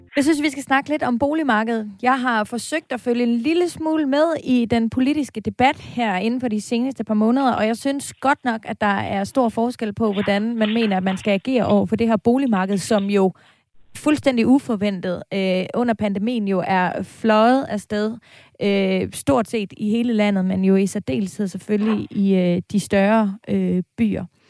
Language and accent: Danish; Aarhus, Central Denmark Region, Denmark; now in Copenhagen, Denmark; altså nu er jeg fra Aarhus, og jeg bor i København